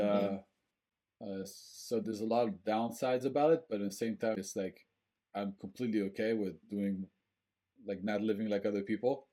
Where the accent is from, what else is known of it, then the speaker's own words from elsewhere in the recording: France; also born or lived in Bangor, Maine; now in Portland, United States; I was also growing up in French culture